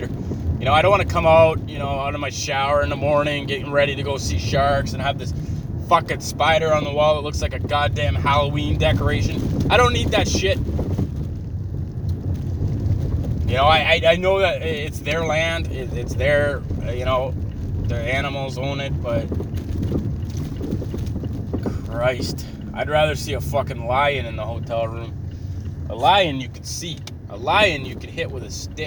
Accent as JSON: {"language": "English", "country": "Canada", "said": "I'm a Canadian"}